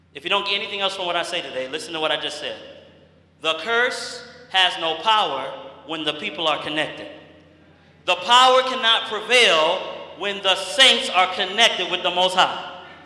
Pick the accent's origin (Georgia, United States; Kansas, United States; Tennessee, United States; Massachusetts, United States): Massachusetts, United States; I'm from Massachusetts